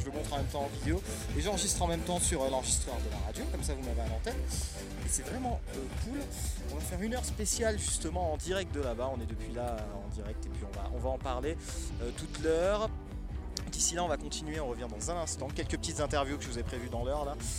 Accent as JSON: {"language": "French", "town": "Paris", "region": "Île-de-France", "country": "France", "said": "Moi je suis originaire de Paris"}